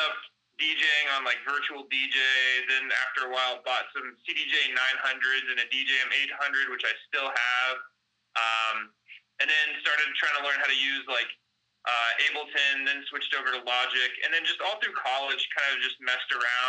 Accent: Dallas, Texas, United States; I'm from Dallas, Texas.

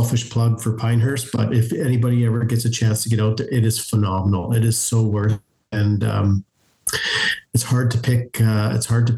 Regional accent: Canada

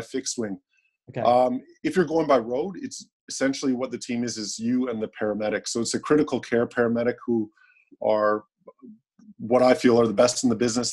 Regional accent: Canada; now in Australia; I guess I'm a Canadian who's living in Australia

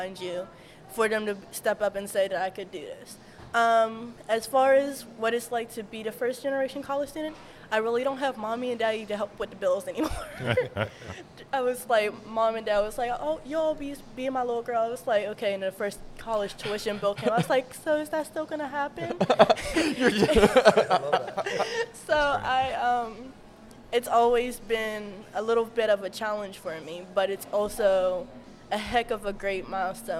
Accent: Wilkinsburg, Pennsylvania, United States; I was born and raised in Wilkesburg

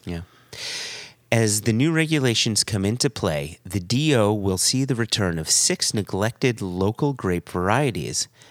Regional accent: United States; As an American

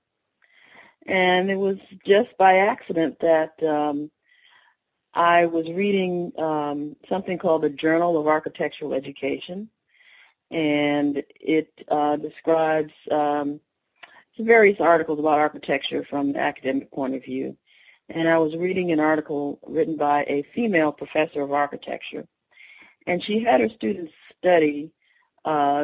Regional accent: Connecticut, United States; I grew up in Connecticut, but my family is from North Alabama

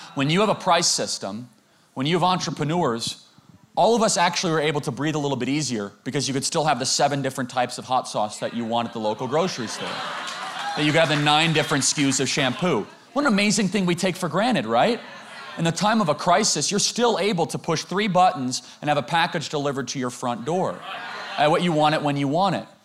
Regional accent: United States; I grew up in America not too long ago in high school

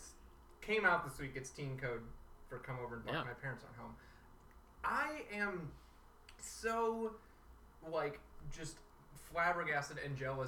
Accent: Ecorse, Michigan, United States; I'm from Ecorse. Ecorse, if you don't know, is kind of a ghetto suburb of Detroit

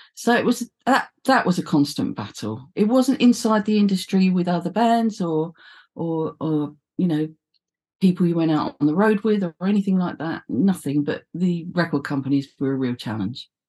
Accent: London, United Kingdom; I was from the East End

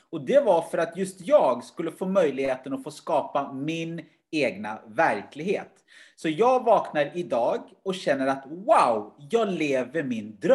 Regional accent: Uganda; born there; Självklart har jag då perspektivet eftersom jag var född i Uganda och vet hur kanske andra har det och hur tufft det skulle kunna vara.

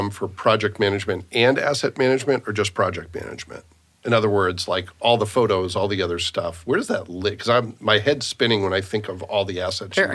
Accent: Boston, Massachusetts, United States; accent: Boston; Those are my ooh, my Boston accent just came out.

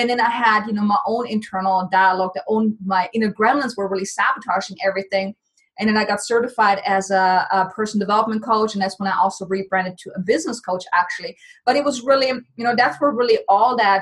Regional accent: Germany; moved away as an adult; now in United States; Originally, I'm from Germany, so I came to the States back in 2006

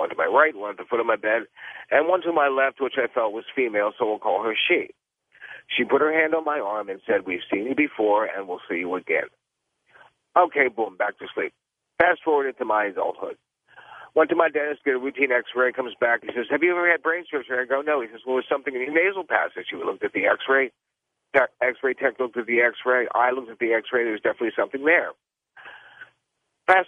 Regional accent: Westtown, Pennsylvania, United States; also born or lived in Chester, Pennsylvania; now in Fort Lauderdale, United States; I was born in Chester, Pennsylvania in 1958. We moved to Westtown, Pennsylvania in 1962

